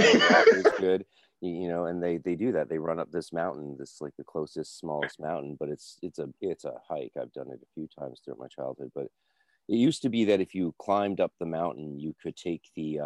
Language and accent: English; North Vancouver, British Columbia, Canada; I grew up in Lynn Valley